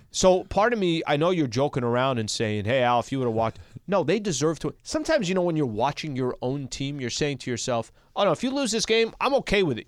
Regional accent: El Cajon, California, United States; where I grew up in El Cajon, it's another fifteen miles east

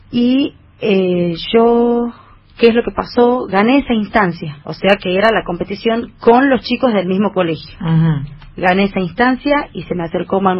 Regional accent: Simoca, Tucumán, Argentina; also born or lived in Buenos Aires; Eh, he nacido en Buenos Aires, pero me he criado desde chiquitita en Simoca y para mí yo soy {S4} simoqueña.

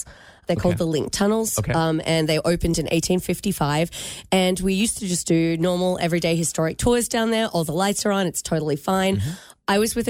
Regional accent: Michigan, United States; What if I was from Michigan, but I just walked around saying g'day to everyone to confuse them?

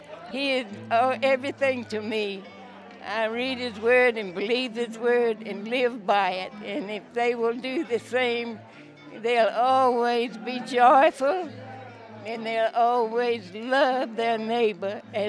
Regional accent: Virginia, United States; born there; now in Tucson, United States; Well, I was born in Virginia. But Arizona, Tucson, has been my home since 1966.

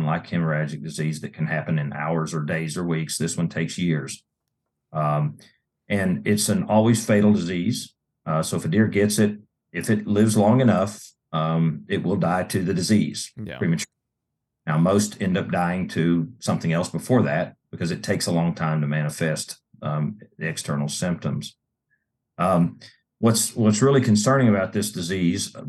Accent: Georgia, United States; My home state of Georgia

